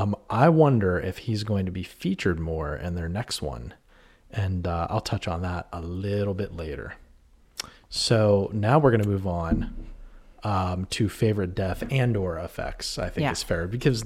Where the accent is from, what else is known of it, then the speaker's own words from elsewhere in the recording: New Castle, Pennsylvania, United States; So where I grew up in Newcastle, Pennsylvania, in Shenango Township